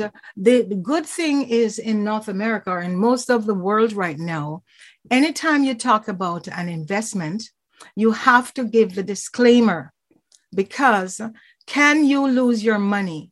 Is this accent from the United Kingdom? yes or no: no; Jamaica; now in Toronto, Canada; I'm from Jamaica.